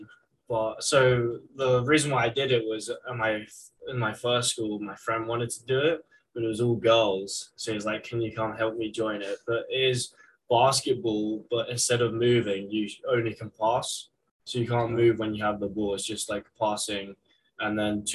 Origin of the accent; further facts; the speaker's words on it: England, United Kingdom; moved away as an adult; now in Syracuse, United States; growing up in England